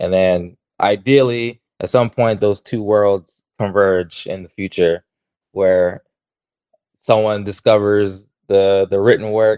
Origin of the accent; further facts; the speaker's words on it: Baltimore, Maryland, United States; moved away as an adult; also born or lived in Arkansas / Texas; now in Los Angeles, United States; I'm originally from Baltimore, Maryland, and I've been moving west ever since college